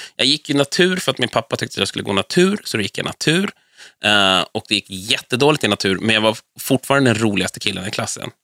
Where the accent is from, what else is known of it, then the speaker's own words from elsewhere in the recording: Vallentuna, Stockholm County, Sweden; also born or lived in Danderyd / Täby; Och sen flyttade vi till Vallentuna, som jag anser vara min hemkommun och ort. Så att där växte jag upp fram och bodde kvar tills jag var 23